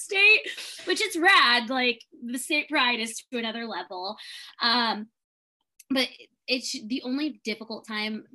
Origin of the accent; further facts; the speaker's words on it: Columbus, Ohio, United States; moved away as an adult; now in Houston, United States; I am originally from Columbus, Ohio, so originally a Midwest girl, but I have been living in Houston, Texas for the past 7 years